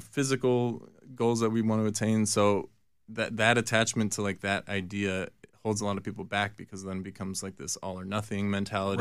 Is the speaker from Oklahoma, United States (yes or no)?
no; New Jersey, United States; I was born in Jersey